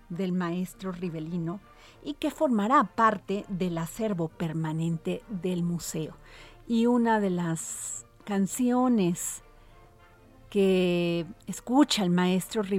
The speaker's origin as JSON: {"language": "Spanish", "country": "Mexico", "said": "No te tengo más que agradecer como mexicana"}